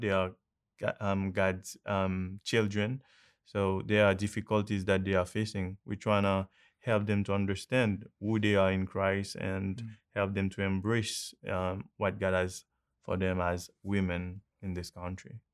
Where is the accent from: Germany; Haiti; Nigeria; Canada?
Haiti; I'm from Haiti.